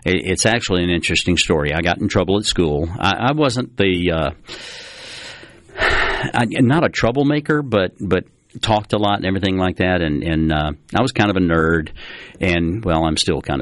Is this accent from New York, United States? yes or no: no; Biloxi, Mississippi, United States; when I was growing up down on the coast. A lot of folks know that I'm from Biloxi.